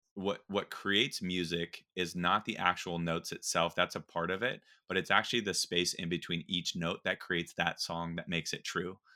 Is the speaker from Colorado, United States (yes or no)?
yes; Black Forest, Colorado, United States; moved away; I actually grew up in a place called Black Forest, Colorado. It's in, just outside of Colorado Springs.